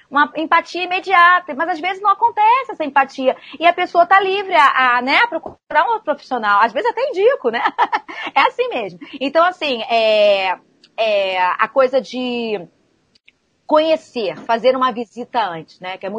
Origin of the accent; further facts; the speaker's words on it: Rio de Janeiro, Brazil; Então eu atendo aqui, eu sou do Rio de Janeiro, como Jovita, né?